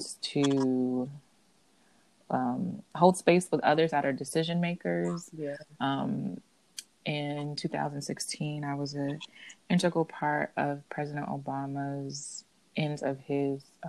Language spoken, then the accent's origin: English; Orlando, Florida, United States; moved away as an adult; now in Washington, D.C., United States; I was born and raised in Central Florida in Orlando